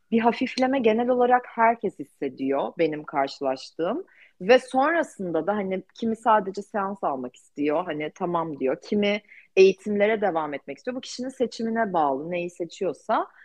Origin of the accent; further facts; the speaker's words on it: Turkey; ben de Türk'üm ve ben çok mutluyum Türk olmaktan